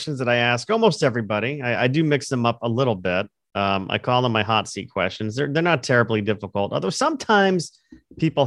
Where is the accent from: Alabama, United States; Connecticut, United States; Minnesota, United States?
Connecticut, United States; also born or lived in Florida / Los Angeles; I've lived in Connecticut for most of my life. I was born in Florida